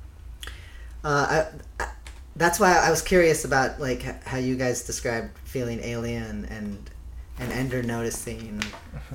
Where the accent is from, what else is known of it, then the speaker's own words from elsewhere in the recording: Washington, United States; also born or lived in Illinois; they settled down in Washington when I was two